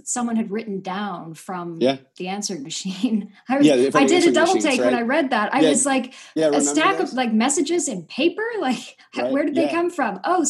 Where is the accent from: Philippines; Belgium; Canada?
Canada; as a Canadian